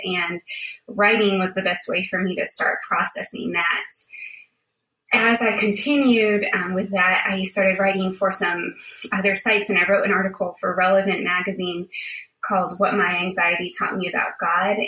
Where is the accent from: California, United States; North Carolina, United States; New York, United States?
New York, United States; Buffalo; moved away as an adult; also born or lived in Charlottesville, Virginia; I grew up in Buffalo, New York, um, where it is very cold